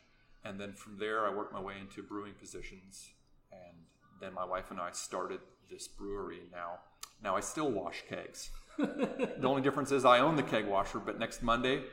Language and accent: English; Anchorage, Alaska, United States; now in Palmer, United States; I grew up in Anchorage, but we've been in Palmer about 15 years now